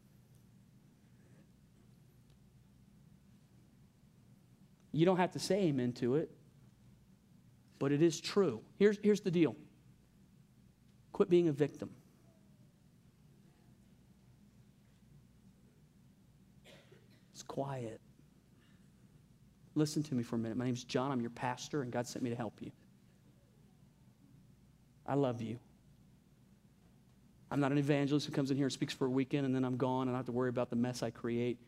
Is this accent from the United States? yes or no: yes; Louisiana, United States; I'm from Louisiana.